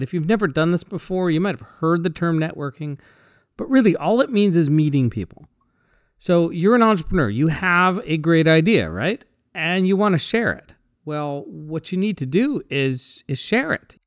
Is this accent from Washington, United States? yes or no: yes; Seattle, Washington, United States; I'm from Seattle.